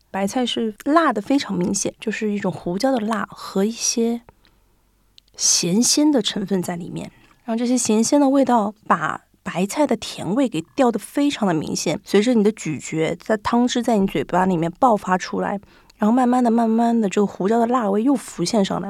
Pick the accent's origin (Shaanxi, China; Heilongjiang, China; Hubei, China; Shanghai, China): Shanghai, China; moved away as an adult; now in Japan; 我家是上海的嘛